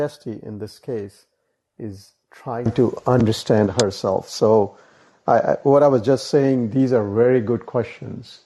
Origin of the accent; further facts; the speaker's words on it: India; I was born in India, in that country